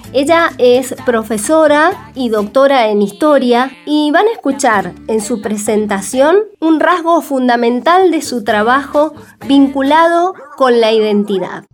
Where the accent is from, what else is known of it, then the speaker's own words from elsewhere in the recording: Mendoza, Argentina; prácticamente nada se enseña en las escuelas de Mendoza sobre nuestra propia historia